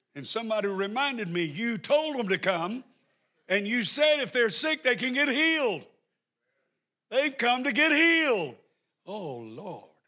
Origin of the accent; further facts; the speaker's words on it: the South, United States; I'm from the South, so I may not talk in good English